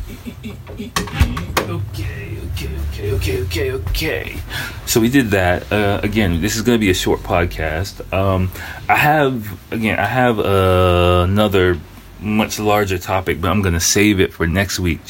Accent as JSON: {"language": "English", "country": "United States", "tie": "born or raised there", "moved": "yes", "lives_now": "Japan", "said": "I'm a first generation American. So I grew up in kind of a little bit of a similar environment in a way where I was surrounded. I grew up in America"}